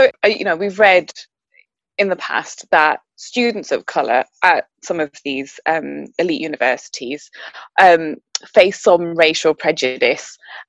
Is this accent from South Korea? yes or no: no; Newcastle, North East England, United Kingdom; And I'm from Newcastle, so I was a local girl